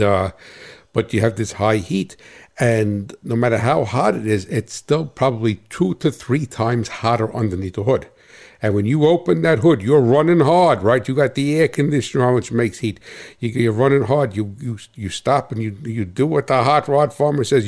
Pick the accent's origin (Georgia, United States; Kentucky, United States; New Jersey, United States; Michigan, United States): New Jersey, United States; Hackettstown; I hail from Cat Swamp Road in Hackettstown, New Jersey. That's right, a New Jersey farmer.